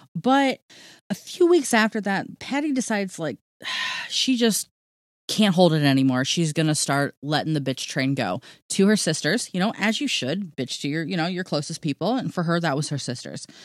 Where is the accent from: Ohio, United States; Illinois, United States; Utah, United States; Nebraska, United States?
Ohio, United States; I'm from Ohio